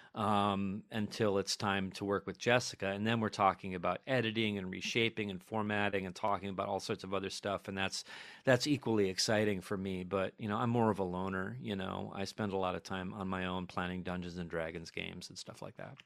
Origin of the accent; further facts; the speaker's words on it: New York City, New York, United States; we're people from New York